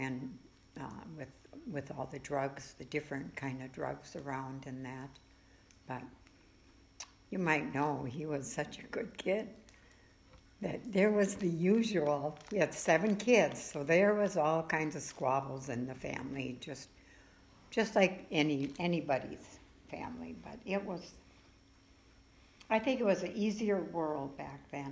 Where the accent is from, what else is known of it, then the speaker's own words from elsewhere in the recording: Alexandria, United States; also born or lived in Milwaukee, Wisconsin; I was born and raised here in Alexandria, graduated from high school here.